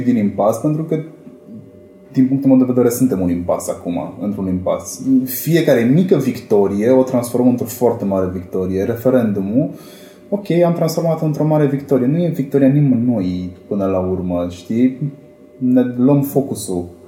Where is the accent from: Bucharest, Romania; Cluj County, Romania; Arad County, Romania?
Cluj County, Romania; Cluj-Napoca; vin din Cluj